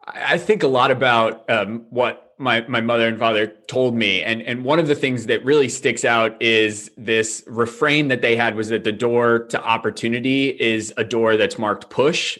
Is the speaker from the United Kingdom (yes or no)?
no; near Manchester, New Hampshire, United States; Manchester, New Hampshire, which was about 20 minutes away from my hometown